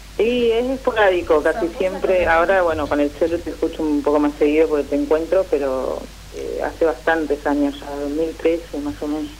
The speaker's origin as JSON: {"language": "Spanish", "town": "Trelew", "region": "Chubut", "country": "Argentina", "said": "Todo bien de Treleu, Chubut."}